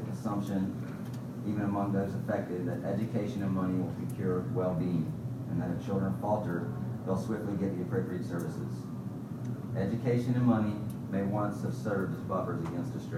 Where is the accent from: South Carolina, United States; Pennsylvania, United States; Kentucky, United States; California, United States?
South Carolina, United States; Columbia; I'm from Columbia, South Carolina. I was born and raised there